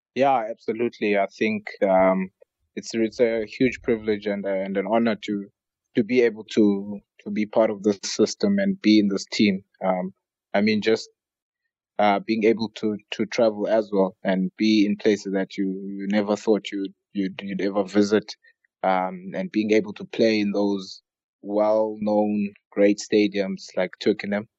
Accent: South Africa; growing up in South Africa

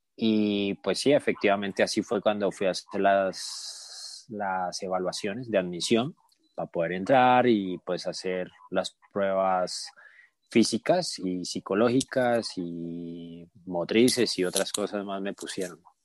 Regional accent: Cali, Valle del Cauca, Colombia; moved away as an adult; also born or lived in Bogotá; now in Mexico; mi papá le hicieron una oferta de trabajo en Cali, en otra ciudad. Entonces nos mudamos

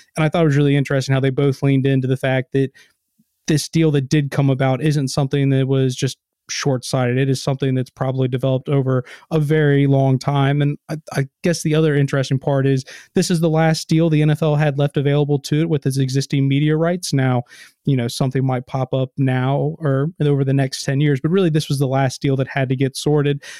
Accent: Kentucky, United States; I grew up in a pretty big family, had God, well, I'm from Kentucky

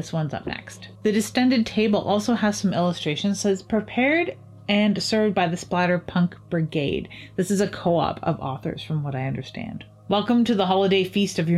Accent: Canada; as a Canadian author

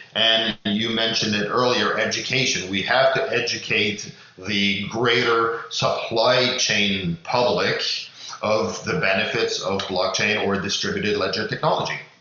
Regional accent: Canada; as Canadian

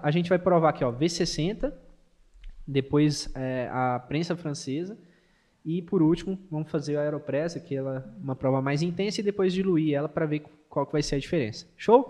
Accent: Minas Gerais, Brazil; como um bom mineiro

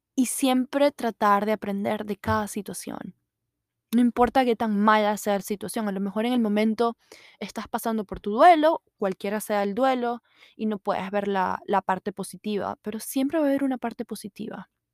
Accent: Maracaibo, Zulia, Venezuela; accent: maracucho; now in United States; yo siempre voy a seguir siendo venezolana, maracucho

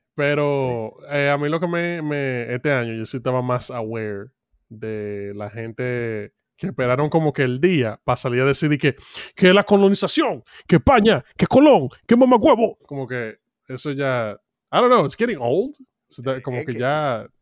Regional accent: Dominican Republic; como dominicano en República Dominicana

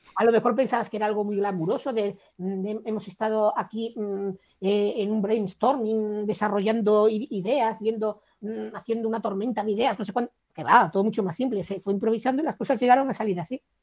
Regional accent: Cádiz, Andalusia, Spain; moved away; also born or lived in Valladolid; aunque me he pasado media vida viviendo en Valladolid, yo no soy de Valladolid, yo soy de Cádiz

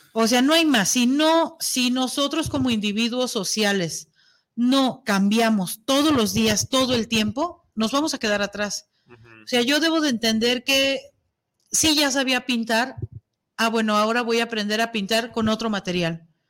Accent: Mexico

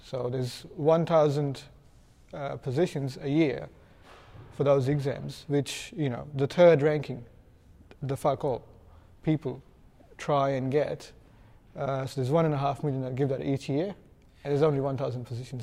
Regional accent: India; I'm from India

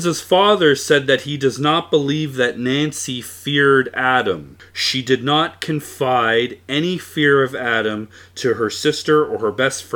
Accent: Canada; we're from Canada. This podcast is being recorded in Canada

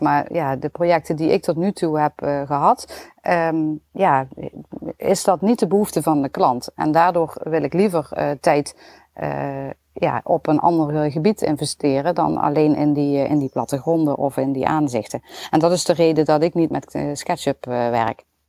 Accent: Limburg, Netherlands; accent: Limburgs; mijn Limburgs accent

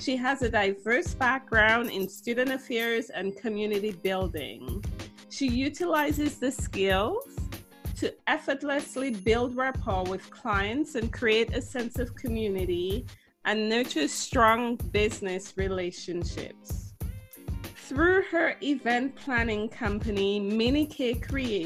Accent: Dominica; now in Canada; I myself am from Dominica and I've been living in Canada for 20 years

